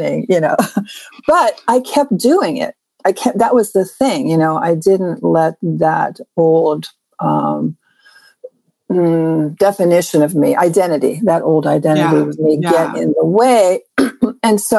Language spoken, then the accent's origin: English; Pittsburgh, Pennsylvania, United States; now in California, United States; I grew up in Pittsburgh, Pennsylvania